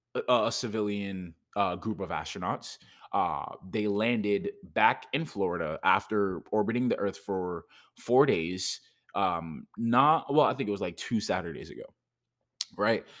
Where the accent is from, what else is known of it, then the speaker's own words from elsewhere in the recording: Jamaica; I am from Jamaica